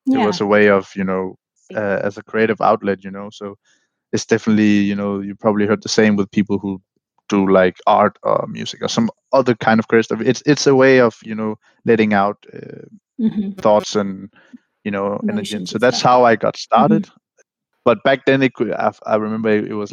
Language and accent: English; Vejle, Southern Denmark, Denmark; English is a second language; my hometown in Vejle, Denmark